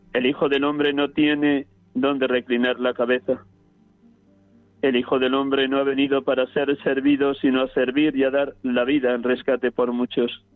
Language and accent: Spanish; Riaza, Castile and León, Spain; moved away; desde mi pueblo natal, Riaza, Segovia